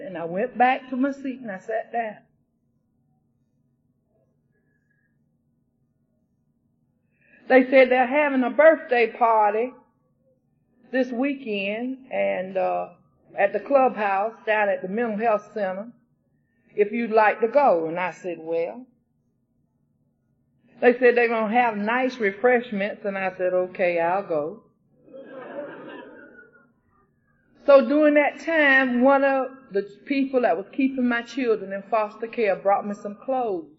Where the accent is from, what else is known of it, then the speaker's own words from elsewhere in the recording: Brunswick, Georgia, United States; the Brunswick group, my home, from my hometown